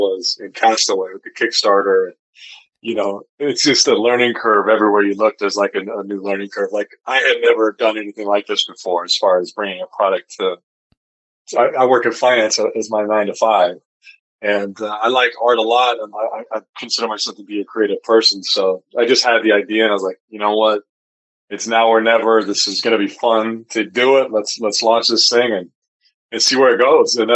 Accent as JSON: {"language": "English", "region": "Wyoming", "country": "United States", "tie": "born or raised there", "moved": "yes", "lives_now": "Salt Lake City, United States", "said": "I grew up in Wyoming"}